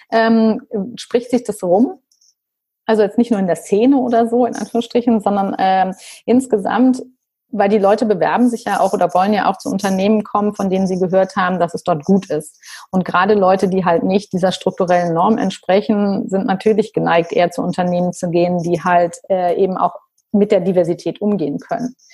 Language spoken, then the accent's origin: German; Rhineland, Germany; ich bin auch Rheinländerin